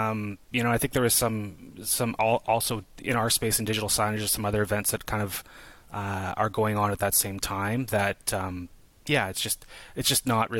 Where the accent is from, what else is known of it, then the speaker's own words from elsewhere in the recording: Canada; as a Canadian, as kind of like, to your point, Tim, as a, you know, kind of like this forgotten element, we're even a smaller contingent, right?